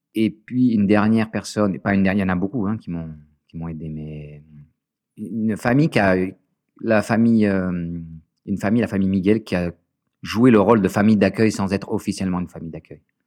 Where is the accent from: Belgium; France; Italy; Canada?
France; Marseille, Provence-Alpes-Côte d'Azur; J'étais dans une école privée, une des meilleures écoles de Marseille. Tout ça euh, financé par, euh, bah, par le foyer